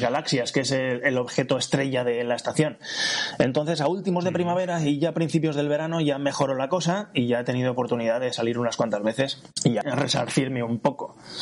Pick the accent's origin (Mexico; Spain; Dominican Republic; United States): Spain; Valencia, Valencian Community; soy de Valencia